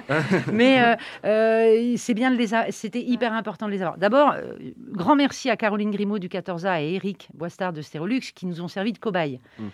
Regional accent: Nantes, Pays de la Loire, France; on est nantais

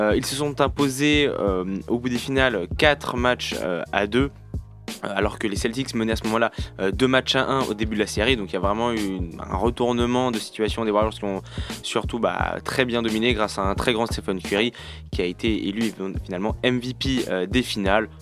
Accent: France; nous, on a le droit en tant que Français à un juré français

